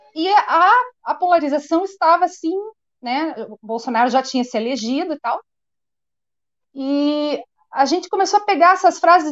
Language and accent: Portuguese; Curitiba, Paraná, Brazil; nasci em Curitiba, sempre morei aqui em Curitiba